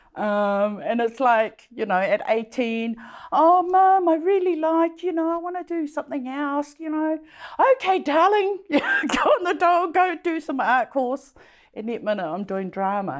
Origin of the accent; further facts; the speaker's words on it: Samoa; now in New Zealand; I grew up in Samoa